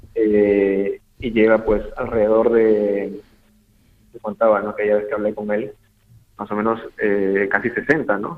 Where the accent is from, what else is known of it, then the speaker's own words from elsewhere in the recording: Peru; como peruano